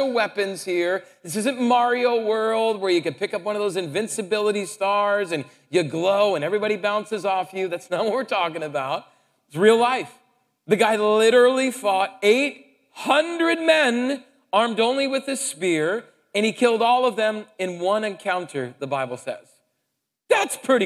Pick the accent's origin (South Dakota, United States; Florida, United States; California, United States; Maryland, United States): South Dakota, United States; moved away; I came from South Dakota